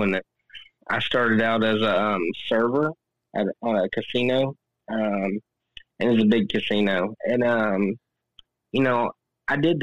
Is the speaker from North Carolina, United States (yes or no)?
yes; North Carolina, United States; I'm from North Carolina.